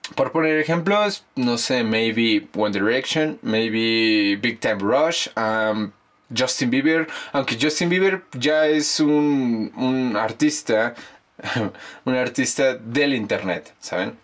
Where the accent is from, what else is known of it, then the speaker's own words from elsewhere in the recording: Mexico; also born or lived in Mexico City; nosotros, como los mexicanos